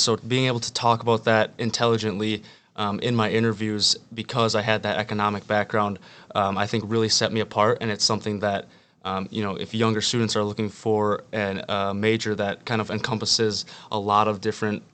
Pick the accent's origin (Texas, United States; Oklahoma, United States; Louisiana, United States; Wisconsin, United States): Wisconsin, United States; Marshfield; I'm from Marshfield, Wisconsin, originally.